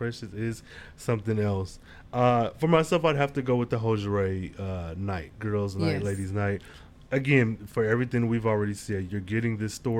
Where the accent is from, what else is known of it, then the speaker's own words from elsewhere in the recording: New York, United States; I'm from New York, but I seem to get more jobs in New York when I'm out the country.